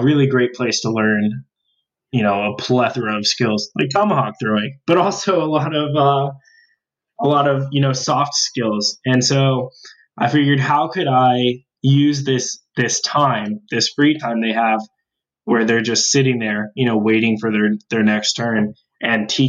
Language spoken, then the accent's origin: English; Tucson, Arizona, United States; now in Tempe, United States; I'm from Tucson and I'm still a Wildcat at heart.